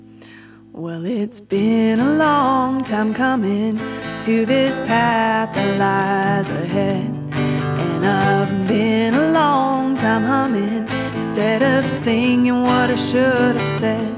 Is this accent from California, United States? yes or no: yes; Berkeley, California, United States; I went to Berkeley High School. I'm from Berkeley, California